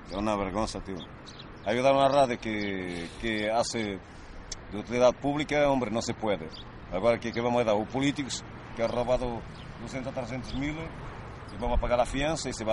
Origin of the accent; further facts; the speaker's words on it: Romania; Spanish is a second language; Sí, que soy rumano, pero no sé si alguien hoy se entera